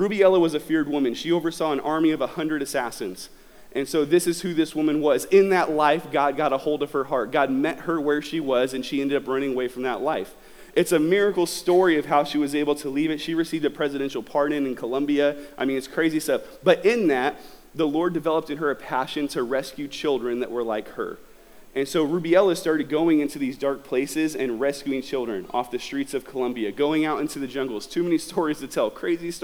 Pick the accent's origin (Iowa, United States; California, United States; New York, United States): California, United States; Southern; I'm from Southern California